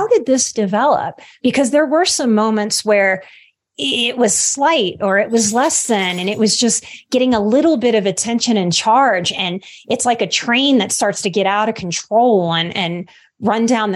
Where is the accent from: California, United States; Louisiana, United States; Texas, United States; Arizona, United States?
Louisiana, United States; I'm from the Gulf Coast. I'm from Louisiana